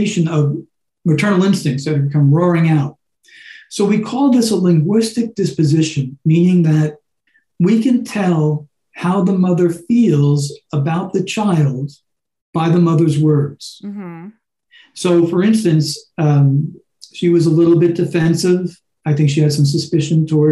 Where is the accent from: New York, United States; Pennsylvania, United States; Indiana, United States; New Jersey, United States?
New York, United States; moved away; I'm originally from New York